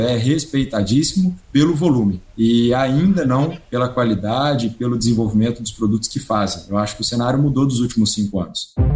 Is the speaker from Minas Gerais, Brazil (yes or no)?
yes; Minas Gerais, Brazil; also born or lived in Serra da Mantiqueira / Juiz de Fora; now in Campinas, Brazil; Eu sou mineiro